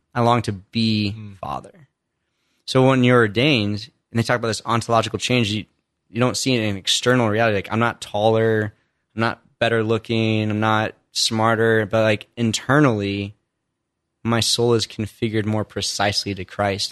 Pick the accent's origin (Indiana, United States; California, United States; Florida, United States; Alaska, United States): Indiana, United States; I grew up in Indiana, only child, mom and dad, not really faith filled